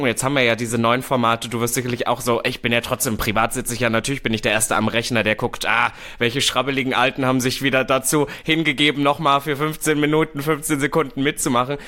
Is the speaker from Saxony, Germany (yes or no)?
no; Berlin, Germany; ich bin ja Berliner